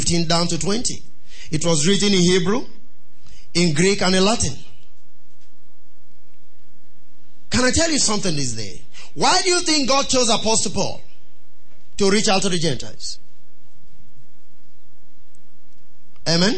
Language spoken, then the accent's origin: English; Nigeria; I was ashamed of being a Nigerian